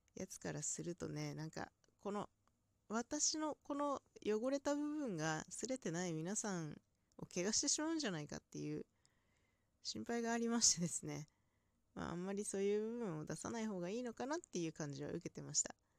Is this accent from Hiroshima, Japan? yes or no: no; inland Hokkaido, Japan; 北海道の内陸というところであまり鉛のない地方